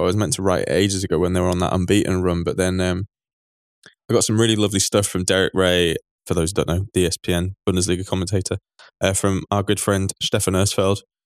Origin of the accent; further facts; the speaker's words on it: England, United Kingdom; as an English person